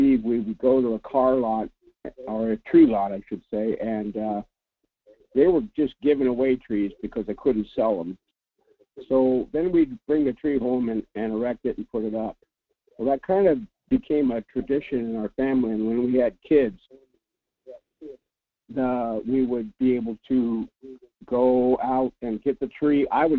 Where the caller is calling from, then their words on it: Anchor Point, Alaska, United States; Good morning. … from Anchor Point.